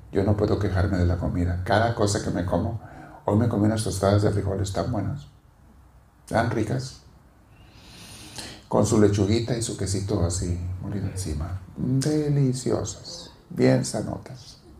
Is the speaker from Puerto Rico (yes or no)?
no; Mexico; now in Los Angeles, United States; el cambio de venir de México a la comida, digo, ¿por qué no me vine antes?